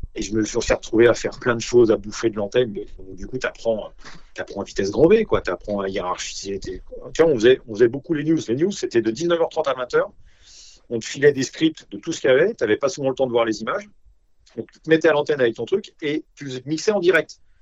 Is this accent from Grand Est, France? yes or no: yes; Nancy, Grand Est, France; moved away; also born or lived in Paris; je suis originaire de Nancy